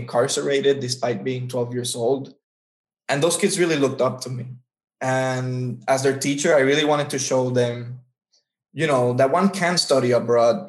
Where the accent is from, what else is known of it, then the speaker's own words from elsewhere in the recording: Puerto Rico; People in Puerto Rico are very recognized for being very hospitable, very friendly, very kind, the best hosts. We're always asking if you ate, if you're hungry